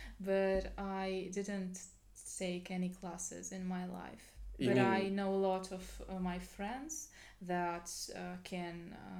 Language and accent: English; North Ossetia–Alania, Russia; English is a second language; now in Moscow, Russia; I'm from Caucasus, from North Ossetia